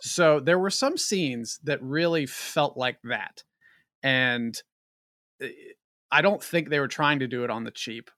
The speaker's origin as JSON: {"language": "English", "region": "West Virginia", "country": "United States", "said": "I'm also from West Virginia"}